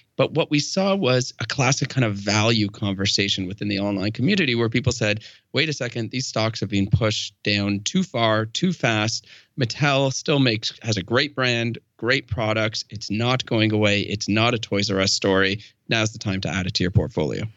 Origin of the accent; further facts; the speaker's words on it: Canada; We are Canadian